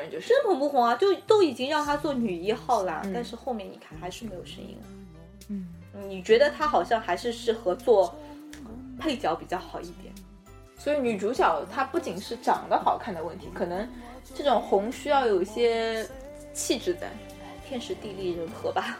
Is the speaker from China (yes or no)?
yes; Shanghai, China; 我们上海人